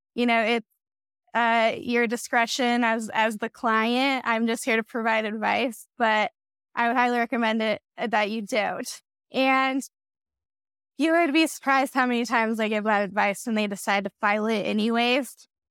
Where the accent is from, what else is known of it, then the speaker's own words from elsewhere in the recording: Wyoming, United States; I was born and raised in Wyoming